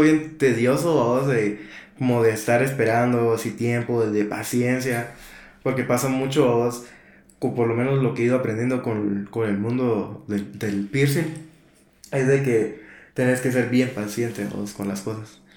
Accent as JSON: {"language": "Spanish", "town": "Guatemala City", "country": "Guatemala", "moved": "yes", "said": "nunca había pasado un año nuevo fuera de... De Guate"}